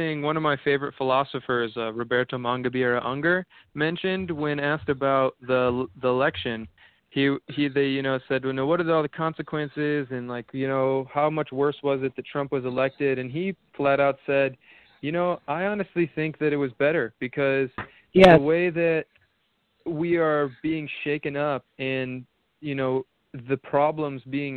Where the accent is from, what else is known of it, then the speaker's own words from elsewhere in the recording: United States; I tell them America